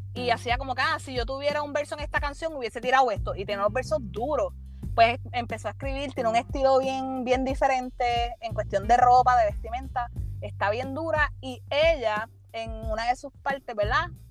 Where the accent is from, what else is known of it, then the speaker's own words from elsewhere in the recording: Puerto Rico; como boricua